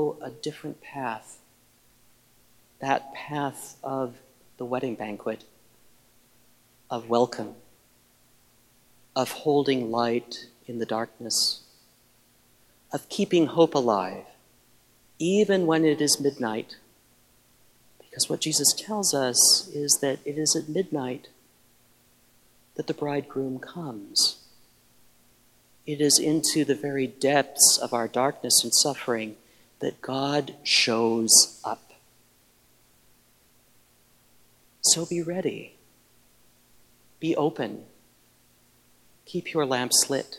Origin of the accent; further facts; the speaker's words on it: Midwest, United States; I grew up in the Midwest, and I knew small towns like Sutherland Springs